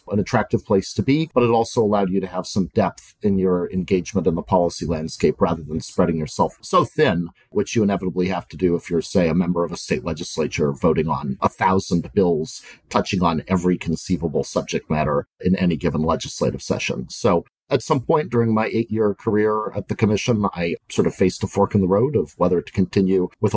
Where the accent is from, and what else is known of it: Montana, United States; born or raised there; moved away